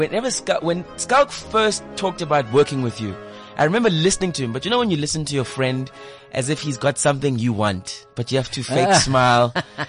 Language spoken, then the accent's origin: English; South Africa; for me as a South African, you know, being racialized